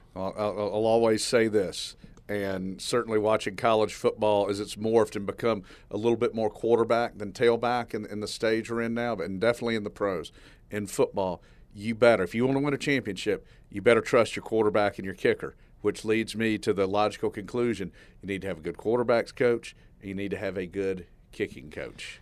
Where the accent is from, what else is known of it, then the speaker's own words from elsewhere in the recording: Statesboro, Georgia, United States; I'm from Statesboro.